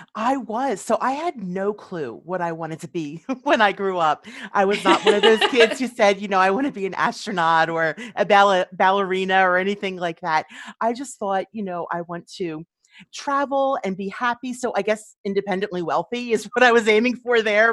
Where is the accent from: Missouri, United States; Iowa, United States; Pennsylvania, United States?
Pennsylvania, United States; Philadelphia; moved away as an adult; now in Quakertown, United States; I grew up in Philadelphia